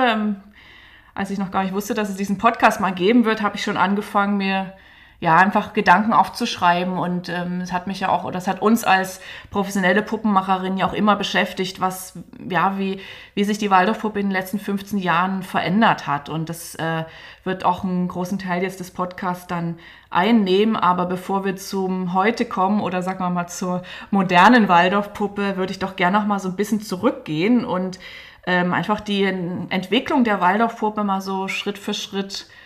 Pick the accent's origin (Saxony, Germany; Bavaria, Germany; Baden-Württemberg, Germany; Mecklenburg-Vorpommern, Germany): Saxony, Germany; Dresden; Ich bin ja in Dresden groß geworden, ähm, in der DDR